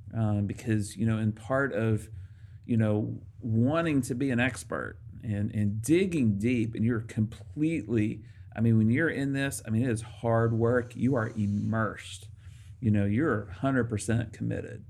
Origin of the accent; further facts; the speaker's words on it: Arkansas, United States; moved away; I grew up in Arkansas